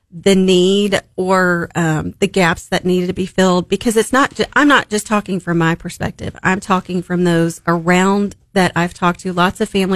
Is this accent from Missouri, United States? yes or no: yes; Springfield, Missouri, United States; also born or lived in Memphis, Tennessee; We're from Memphis originally, but Springfield's been a part of my life since I can remember, you know, earliest memories